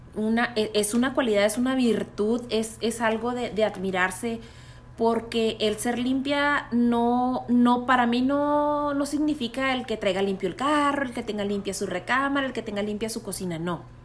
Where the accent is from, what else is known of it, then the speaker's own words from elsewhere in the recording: Mexico; soy de México